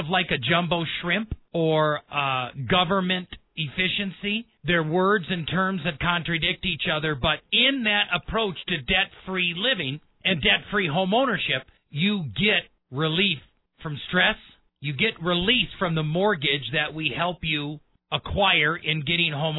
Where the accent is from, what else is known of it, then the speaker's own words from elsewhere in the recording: Wisconsin, United States; now in Colorado Springs, United States; I have very close ties to Wisconsin. That's where I was born and raised